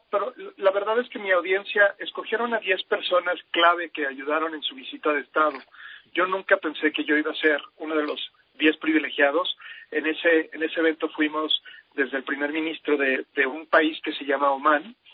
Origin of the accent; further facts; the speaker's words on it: Mexico; moved away; also born or lived in England; Yo soy mitad mexicano, mitad inglés. Eh, tengo lo mejor de los dos mundos y se ofreció la oportunidad a que me fuera a estudiar al, lado de mi mamá, que es inglesa, y mi abuela, que es austriaca.